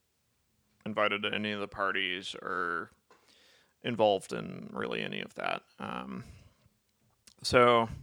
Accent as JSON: {"language": "English", "town": "Albany", "region": "Georgia", "country": "United States", "tie": "born or raised there", "said": "I was born in Albany, Georgia."}